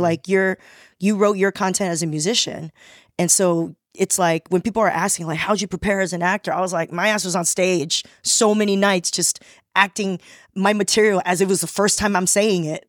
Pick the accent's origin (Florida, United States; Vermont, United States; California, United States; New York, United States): California, United States; Torrance; also born or lived in Taiwan / Rosemead; I grew up in Torrance